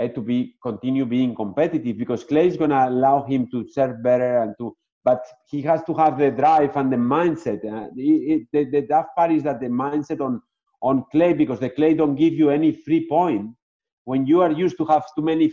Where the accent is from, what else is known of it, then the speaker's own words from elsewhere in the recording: Barcelona, Catalonia, Spain; English is a second language; moved away as an adult; also born or lived in Madrid / Pamplona; now in Naples, United States; I was born in Madrid. My parents were living at the time in Pamplona, and then they moved to Barcelona